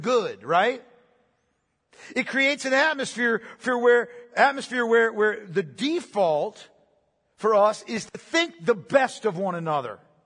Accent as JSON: {"language": "English", "region": "Pennsylvania", "country": "United States", "said": "I'm from Pennsylvania"}